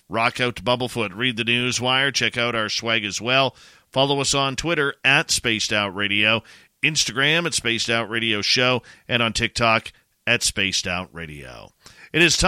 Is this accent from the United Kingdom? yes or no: no; Canada; I'm Canadian